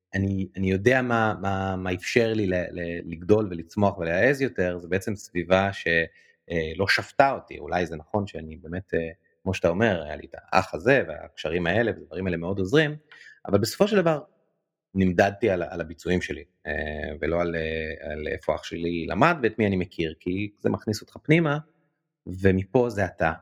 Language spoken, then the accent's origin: Hebrew; Jerusalem, Jerusalem District, Israel; אני ירושלמי, וגדלתי בירושלים